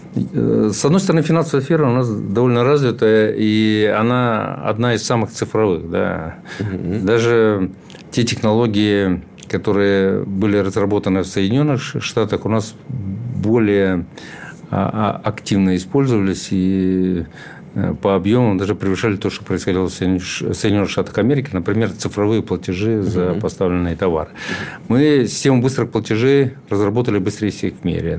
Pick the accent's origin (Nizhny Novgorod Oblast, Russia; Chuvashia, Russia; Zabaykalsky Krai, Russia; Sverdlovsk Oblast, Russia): Chuvashia, Russia; also born or lived in Moscow; я сам из Чуваши